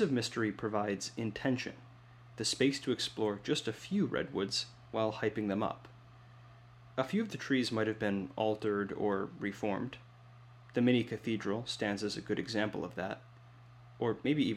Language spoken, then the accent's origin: English; Midwest, United States; as a Midwesterner